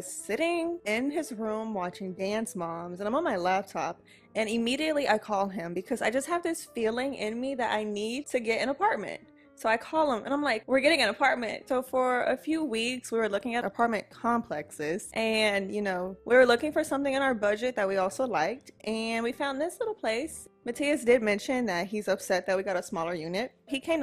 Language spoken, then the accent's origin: English; Houston, Texas, United States; also born or lived in Beaumont, Texas; I was born in Beaumont, Texas. Imagine. I am from Houston, Texas. Been living in Houston all of my life.